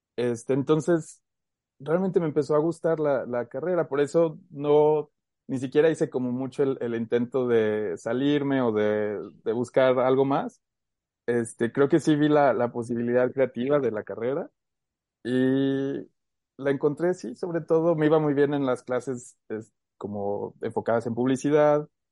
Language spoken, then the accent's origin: Spanish; Aguascalientes, Mexico; nacimos aquí en Aguascalientes, tanto ella como yo. Y por azares del destino nos ha tocado por ahí movernos un poco, pero gran parte de mi vida la he pasado aquí en Aguascalientes.